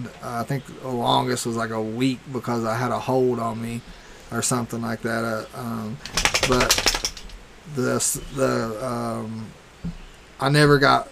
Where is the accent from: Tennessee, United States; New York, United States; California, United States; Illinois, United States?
Tennessee, United States; Roane County; outside of my hometown